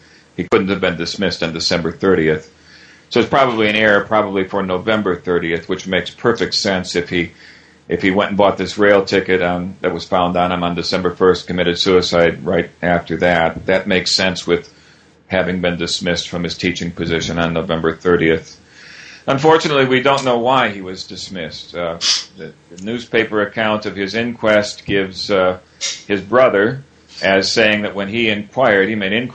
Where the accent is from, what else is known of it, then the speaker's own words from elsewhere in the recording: United States; being American